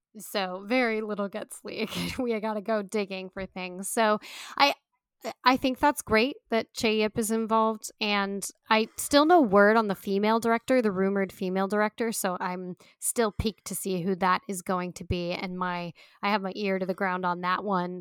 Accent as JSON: {"language": "English", "country": "United States", "said": "We're Americans"}